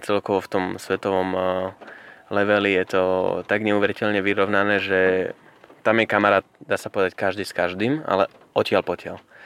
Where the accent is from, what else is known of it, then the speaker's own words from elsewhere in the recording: Starý Smokovec, Prešov Region, Slovakia; ja som priamo zo Starého Smokovca